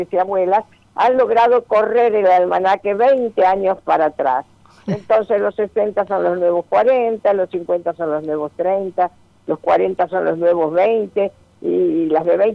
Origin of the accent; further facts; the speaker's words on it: Uruguay; yo soy uruguaya, como recordarás.